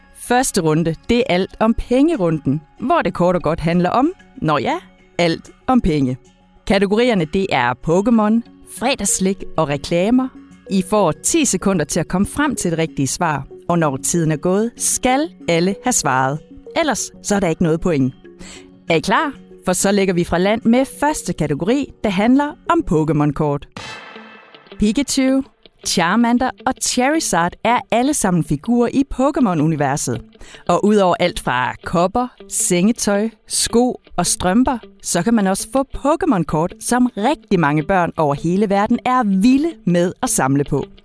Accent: Denmark; det er vi danskere vilde med

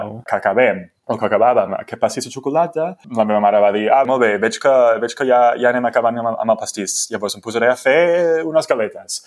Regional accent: United States; first language English; Catalan is a second language; moved away; jo sóc dels Estats Units i, i se'm nota molt fàcilment i molt, molt òbviament amb el meu accent que la meva llengua materna és l'anglès.

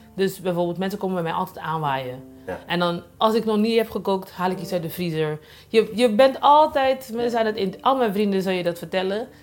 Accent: Curaçao; now in Rotterdam, Netherlands; ik kom van Antillen, van eh, Curaçao en op zijn de stages eh, opgegroeid

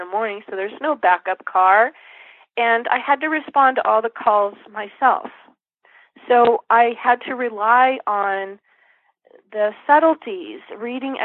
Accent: San Dimas, California, United States; also born or lived in Fullerton, California; I grew up in Southern California in a little town called San Dimas, then moved on to Fullerton

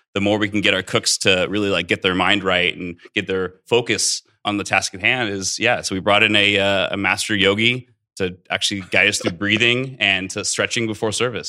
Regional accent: Central Coast of California, United States; also born or lived in Bay Area / Santa Barbara; now in Las Vegas, United States; I grew up in the Central Coast of California, uh, actually born in the Bay Area.

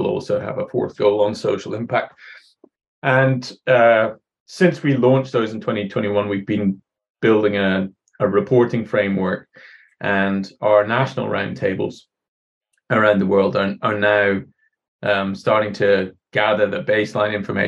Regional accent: Scotland, United Kingdom; moved away as an adult; also born or lived in Ireland; now in New Zealand; I was born in Ireland, but grew up mostly in Scotland.

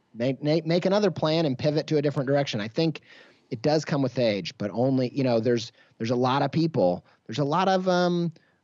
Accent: Midwest, United States; I grew up in the Midwest

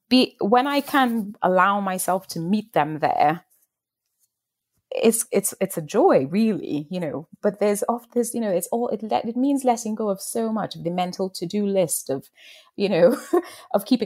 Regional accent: Trinidad & Tobago; moved away as an adult; in Trinidad, where I grew up

